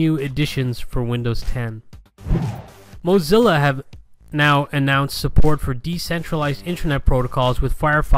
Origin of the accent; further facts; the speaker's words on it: Galway, Connacht, Ireland; I am from Galway in the west of Ireland